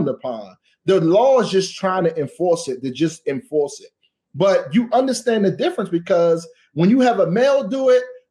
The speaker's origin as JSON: {"language": "English", "town": "Washington", "region": "District of Columbia", "country": "United States", "tie": "born or raised there", "said": "I am from Washington, D.C. And where I'm from in Ward 8, I had to grow up fast"}